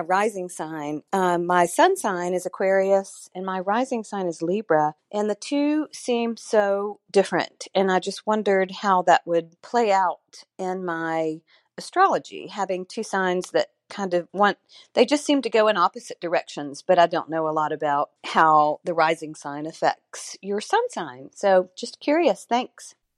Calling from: Tennessee, United States; I'm calling from Tennessee

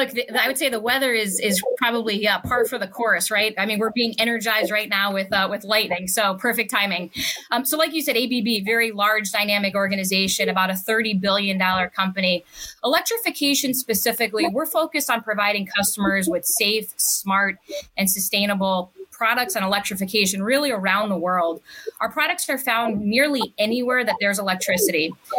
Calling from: Chicago, Illinois, United States; Yeah, good morning. Chicago.

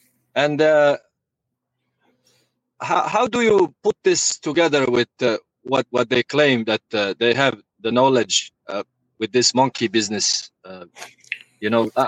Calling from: Pennsylvania, United States

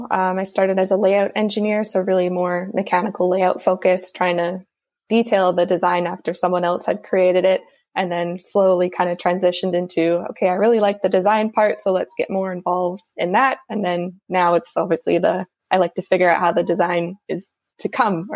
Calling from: Vancouver, British Columbia, Canada; I'm joining you from Vancouver, BC, in Canada.

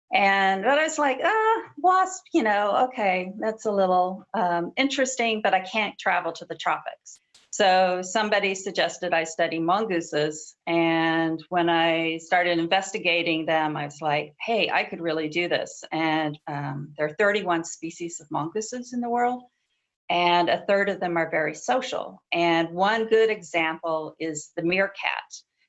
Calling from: Washington, District of Columbia, United States; Washington, D.C., where actually the sun just came out, so I'm very happy.

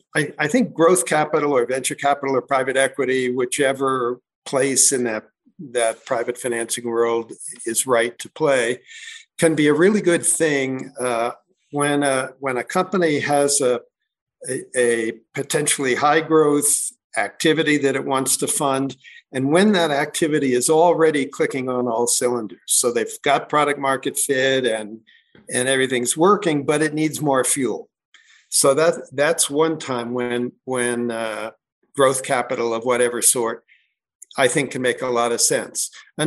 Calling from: Crested Butte, Colorado, United States; I'm calling in from a little mountain town called Crested Butte, Colorado.

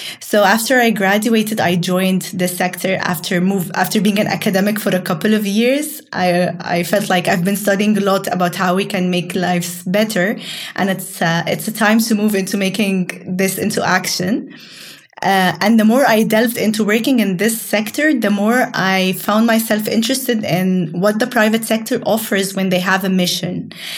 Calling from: Cairo, Cairo Governorate, Egypt; And I'm dialing in from Cairo, Egypt.

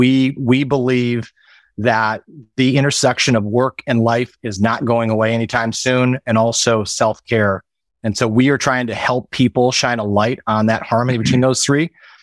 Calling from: North Carolina, United States; Personally, I'm calling in from the Carolinas, just outside of Charlotte.

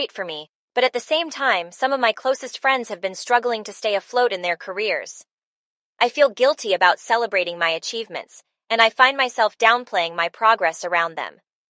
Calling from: San Francisco, California, United States; I'm calling in from San Francisco.

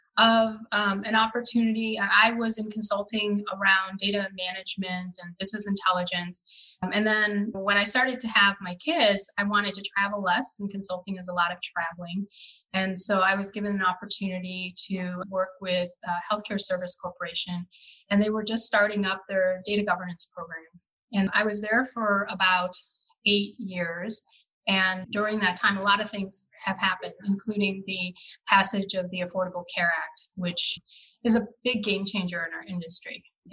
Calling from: Illinois, United States; I am currently reporting out of a suburb of Chicago.

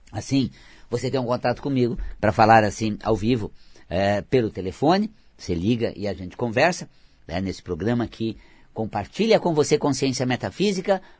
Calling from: Atibaia, São Paulo, Brazil; sou de Atibaia, já falei com você algumas vezes.

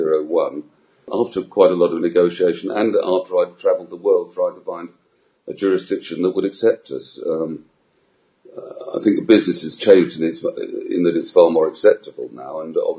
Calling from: Gibraltar; Yes, I'm speaking from Gibraltar.

